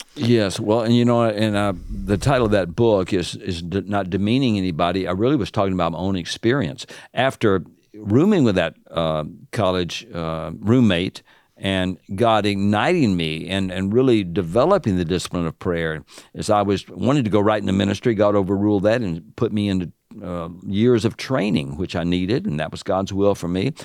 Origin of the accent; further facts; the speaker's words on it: the South, United States; accent: Southern; now in Illinois, United States; my Southern accent